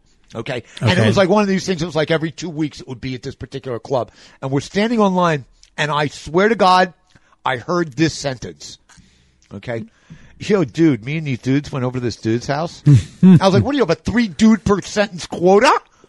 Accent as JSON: {"language": "English", "region": "New York", "country": "United States", "said": "I'm from New York, man."}